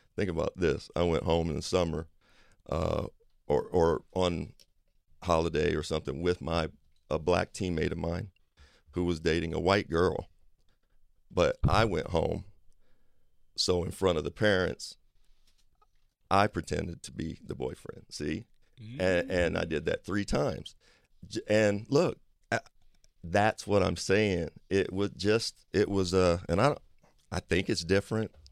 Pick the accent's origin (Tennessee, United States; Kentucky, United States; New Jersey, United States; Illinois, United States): Kentucky, United States; I grew up in Kentucky